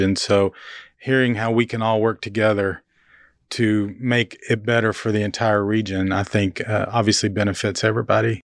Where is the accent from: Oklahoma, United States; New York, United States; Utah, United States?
Oklahoma, United States; Norman; now in Manhattan, Kansas, United States; I grew up in Norman, so you and I have that Oklahoma in common